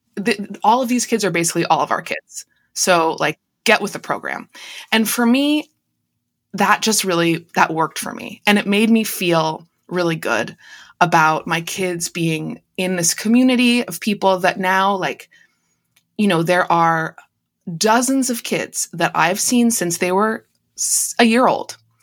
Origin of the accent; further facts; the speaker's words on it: Canada; also born or lived in United States; I'm the only Canadian in my family just 'cause I was born here